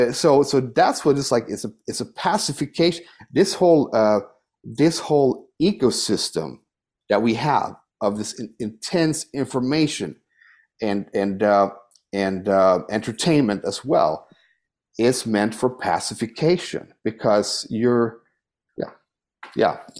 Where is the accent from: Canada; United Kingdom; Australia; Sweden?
Sweden; now in United States; I'm, I'm from Sweden. That's my, you know, I have an emotional connection to Sweden. Uh, that's my soil, you know, it's, I'm Swedish